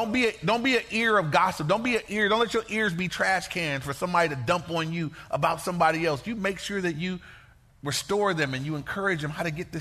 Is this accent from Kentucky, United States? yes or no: no; Inglewood, California, United States; I grew up in Inglewood.